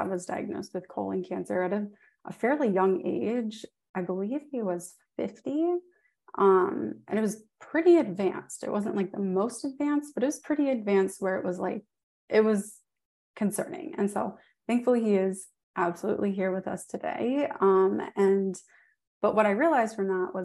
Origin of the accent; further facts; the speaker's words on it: New Orleans, Louisiana, United States; I'm from New Orleans